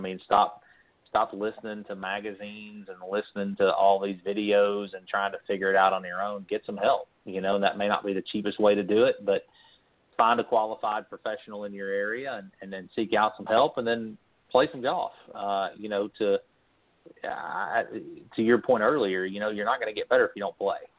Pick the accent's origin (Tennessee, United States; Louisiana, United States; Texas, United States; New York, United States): Tennessee, United States; Knoxville; I was born and raised in Knoxville, Tennessee, and my blood runs orange.